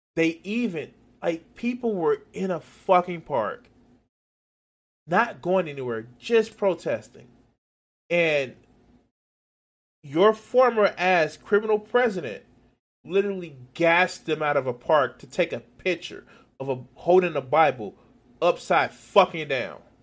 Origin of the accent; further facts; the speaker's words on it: United States; I'm, I'm American